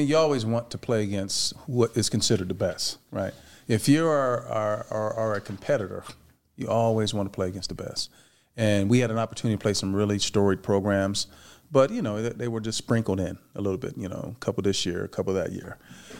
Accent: Michigan, United States; now in Las Vegas, United States; before I moved to Vegas, I grew up in Michigan. And so that's, you know, that's Big Ten country.

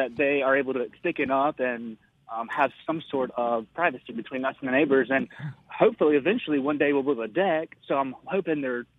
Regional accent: Mississippi, United States; now in Greenville, United States; I'm calling from Greenville. I grew up in Mississippi, but I've been in Greenville, South Carolina for about 5 years now.

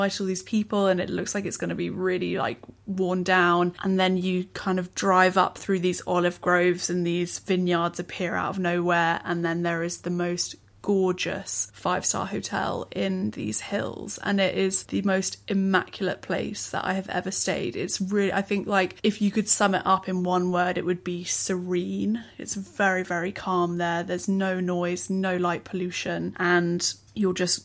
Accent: England, United Kingdom; as an English person you grow up eating like a, you know, a naff Chinese spring roll

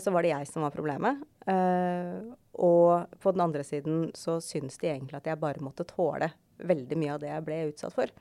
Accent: Skjetten, Akershus, Norway; jeg kommer fra Skjetten

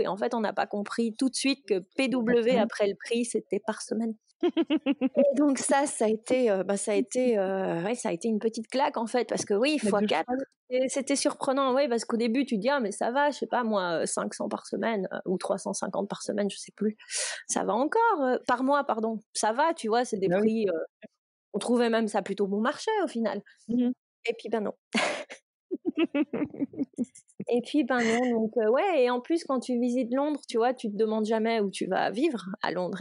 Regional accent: Nandrin, Wallonia, Belgium; moved away as an adult; now in Berkeley, United States; Je viens de Belgique, je viens d'un patelin près de Liège euh, qui s'appelle Nandrin

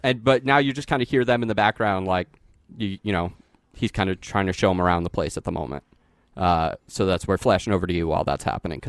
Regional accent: United States; I'm from America, like you.

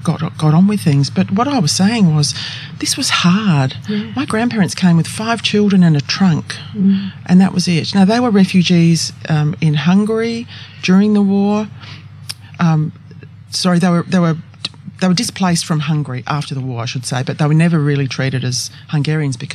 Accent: Adelaide, South Australia, Australia; I was born in Adelaide

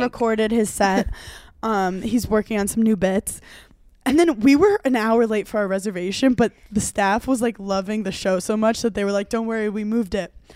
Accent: New York City, New York, United States; I'm from Brooklyn

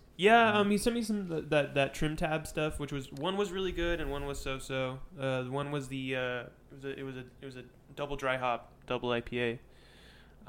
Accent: Redlands, California, United States; I'm from Redlands, so I grew up right next to Hangar twenty-four.

